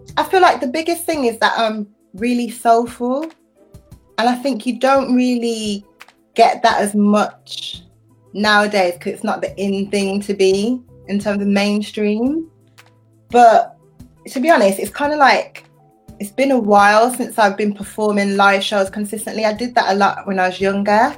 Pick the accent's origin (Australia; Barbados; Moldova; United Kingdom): United Kingdom; I'm British, I'm a woman, I'm young